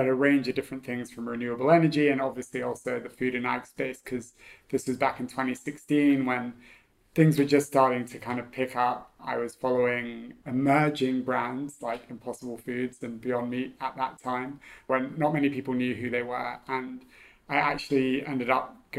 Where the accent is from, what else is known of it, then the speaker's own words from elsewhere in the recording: Hong Kong; also born or lived in Shanghai / New York; I grew up in Hong Kong, so I was born here, so Hong Kong is home for me.